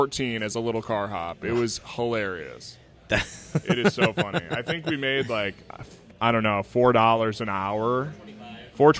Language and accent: English; Northeast Iowa, United States; I grew up in Northeast Iowa